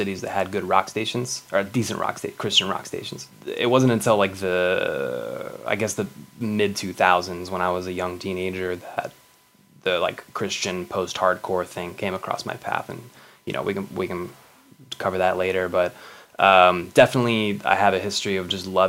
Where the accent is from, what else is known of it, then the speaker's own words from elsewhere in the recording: United States; also born or lived in Texas / New Mexico; I grew up in the Southern Baptist Church in Texas and New Mexico